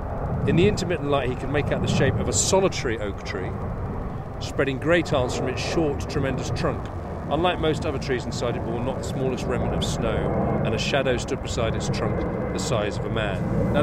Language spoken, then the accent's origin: English; South East England, United Kingdom; I grew up in Buckinghamshire in what was then a countryish area 22 miles outside London.